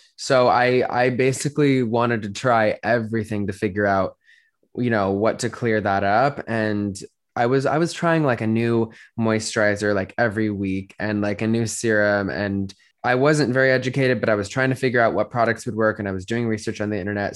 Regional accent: Denver, Colorado, United States; moved away as an adult; now in Los Angeles, United States; I grew up in Denver, Colorado, and then moved to Los Angeles almost four years ago now

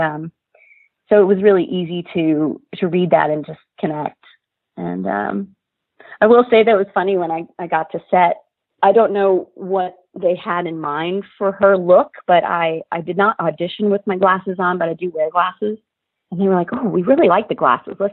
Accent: Lancaster, Pennsylvania, United States; moved away; the community where I grew up. I'm from Lancaster, Pennsylvania.

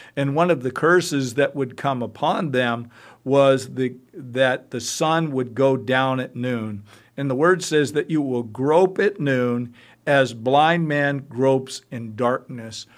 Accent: United States; as an American

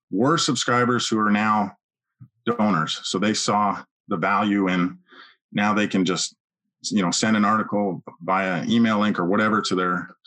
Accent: Edmonton, Alberta, Canada; now in United States; Yeah, Edmonton, Alberta.

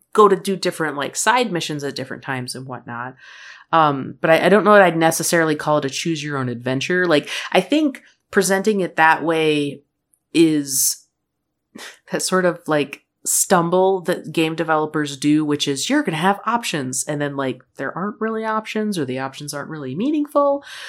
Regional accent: Midwest, United States; moved away; also born or lived in Michigan; I grew up in the Midwest

